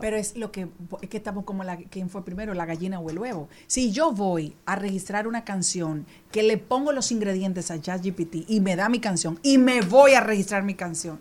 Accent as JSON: {"language": "Spanish", "country": "Dominican Republic", "said": "somos los dominicanos"}